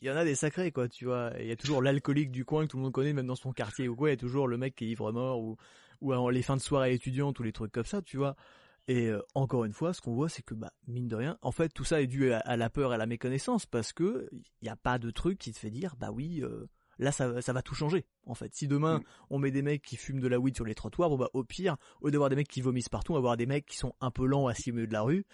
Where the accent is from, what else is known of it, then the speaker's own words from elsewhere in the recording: Belgium; Je suis belge aussi